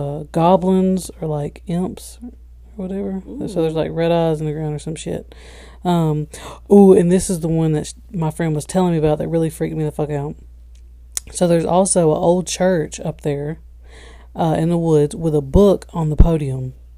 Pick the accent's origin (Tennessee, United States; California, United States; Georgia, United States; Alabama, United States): Alabama, United States; we're from Alabama